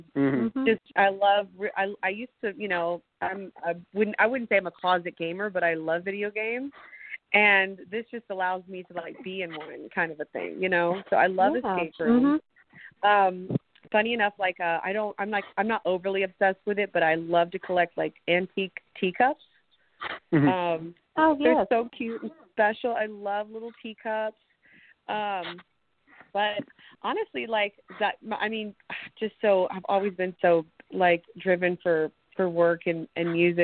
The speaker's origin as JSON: {"language": "English", "town": "Nashville", "region": "Tennessee", "country": "United States", "tie": "born or raised there", "also_born_or_lived": "Phoenix, Arizona / Brentwood, Tennessee / Franklin, Tennessee", "said": "So I was born in Phoenix, Arizona, 1985. And I moved to Nashville with my mom and my brother."}